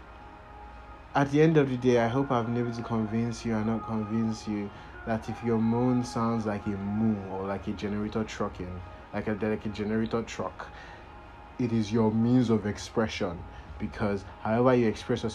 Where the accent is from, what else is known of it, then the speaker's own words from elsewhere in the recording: Nigeria; I am Nigerian